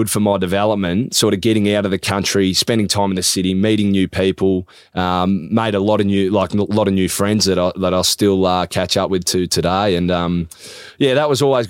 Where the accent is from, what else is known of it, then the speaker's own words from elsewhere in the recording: Leongatha, Victoria, Australia; moved away; I grew up in South Gippsland, a little place called Langatha